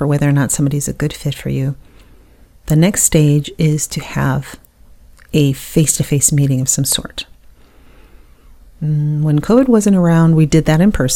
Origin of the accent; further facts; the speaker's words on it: Buffalo, New York, United States; moved away as an adult; now in Southern United States; I was born in the North. I lived in Buffalo until I was 40 years old, and then I moved down to the South